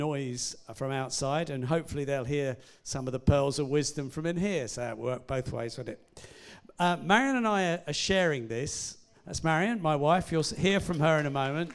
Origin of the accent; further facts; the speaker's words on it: Hastings, South East England, United Kingdom; moved away as an adult; now in Winchester, United Kingdom; we moved from Hastings, where although we weren't born there, we'd both grown up there